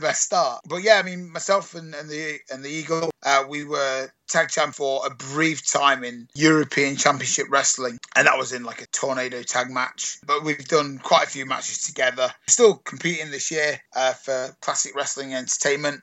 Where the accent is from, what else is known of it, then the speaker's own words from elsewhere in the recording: United Kingdom; I'm British